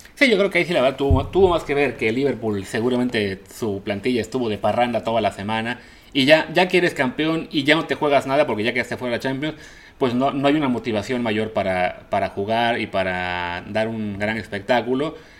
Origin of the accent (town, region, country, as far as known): Mexico